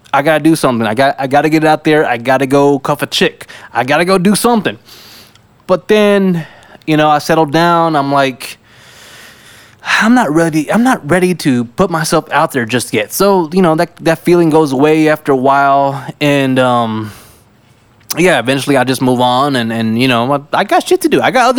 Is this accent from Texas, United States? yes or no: yes; South Texas, United States; now in San Antonio, United States; I am from South Texas